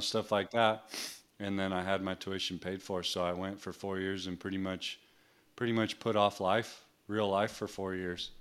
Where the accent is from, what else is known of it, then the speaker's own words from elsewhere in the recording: New Mexico, United States; I grew up in New Mexico